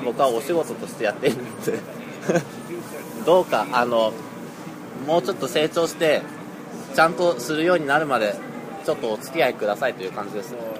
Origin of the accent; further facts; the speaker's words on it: Toyama, Japan; moved away as an adult; now in Tokyo, Japan; 富山県です